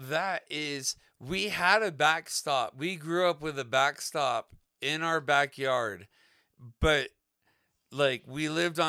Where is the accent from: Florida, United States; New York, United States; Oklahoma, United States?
Florida, United States; It was wet. It was a swamp. We grew up in Florida. It was a swamp.